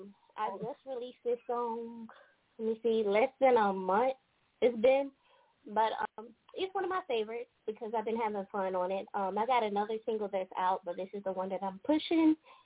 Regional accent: Columbus, Georgia, United States; So I am from Georgia, from Columbus, Georgia, to be exact.

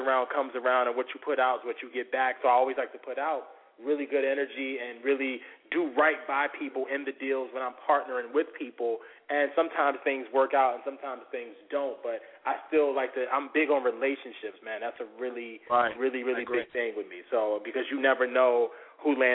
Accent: Norfolk, Virginia, United States; born or raised there

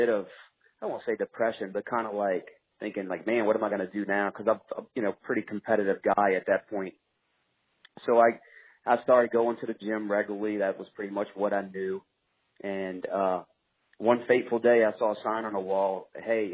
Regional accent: Louisiana, United States; also born or lived in Mississippi; I was born in Louisiana

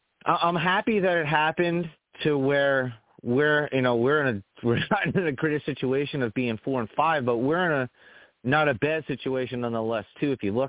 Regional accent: New York, United States; I'm from New York

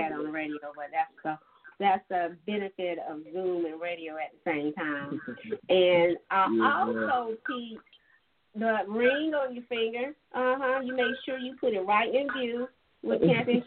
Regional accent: Dillon County, South Carolina, United States; moved away as an adult; growing up in Dillon County

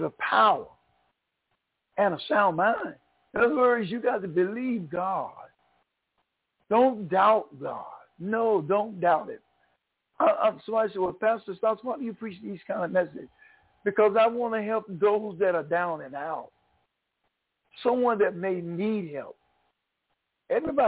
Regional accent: Craven County, North Carolina, United States; moved away as an adult; also born or lived in New York; now in North Carolina, United States; I was born in North Carolina. I'm a Tar Heel. I was born in 1944 in Craven County. I went to New York in 1974

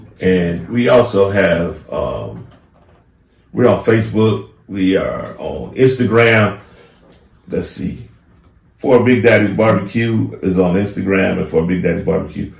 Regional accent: Banning, California, United States; I'm actually born and raised in Benny, California

